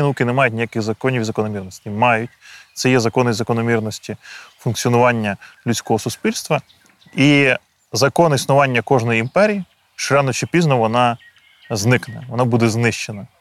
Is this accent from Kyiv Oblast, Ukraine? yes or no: yes; Boyarka, Kyiv Oblast, Ukraine; Я народився у містечку Боярка на Київщині.